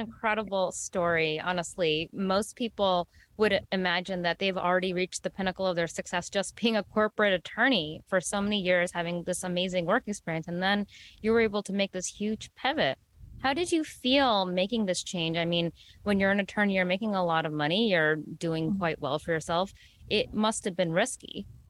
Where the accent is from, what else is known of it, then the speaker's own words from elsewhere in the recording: New York, United States; first generation Indian American, um, born and raised in the New York region